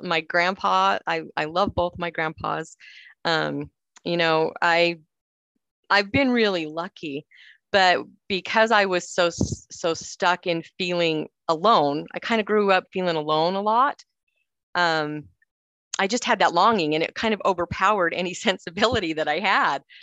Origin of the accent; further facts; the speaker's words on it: Cedar City, Utah, United States; also born or lived in Salt Lake City, Utah; I'm from Cedar City, Utah, so there's not a lot of people of color there either.